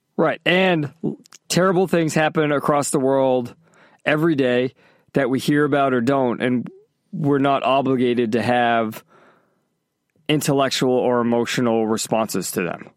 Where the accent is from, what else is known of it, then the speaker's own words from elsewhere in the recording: Massachusetts, United States; also born or lived in California; now in Florida, United States; growing up in Massachusetts